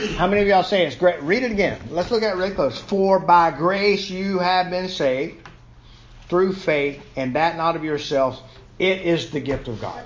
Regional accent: Savannah, Georgia, United States; my hometown of Savannah

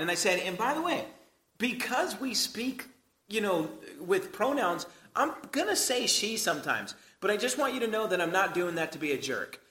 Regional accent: United States; us as American Christians

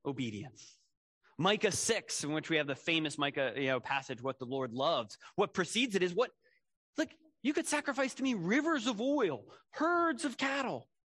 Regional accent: Philadelphia, Pennsylvania, United States; I, I grew up in Philadelphia

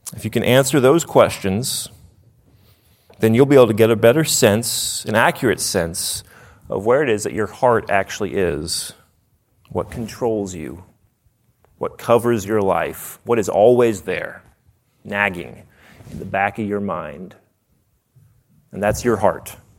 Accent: Nashville, Tennessee, United States; I'm from Nashville, and if someone doesn't realize that they're dumb, we say, "Bless their heart."

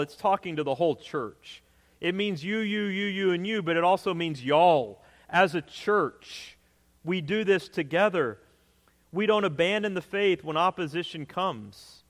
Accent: Texas, United States; moved away; I grew up in Texas

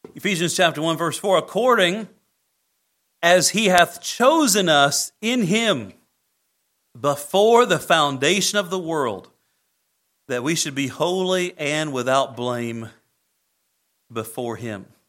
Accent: Greene County, Indiana, United States; A little kid growing up in Greene County, Indiana, where there's more cows than people

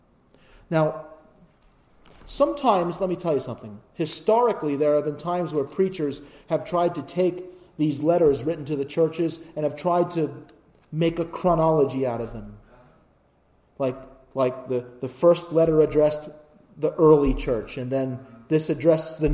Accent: United States; as an American

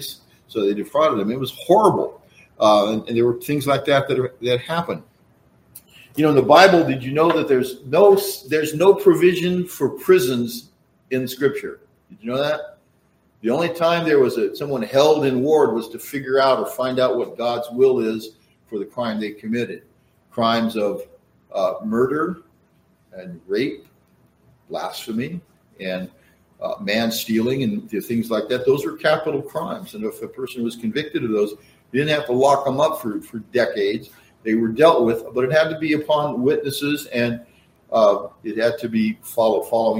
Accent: Central Valley, California, United States; growing up in the Central Valley

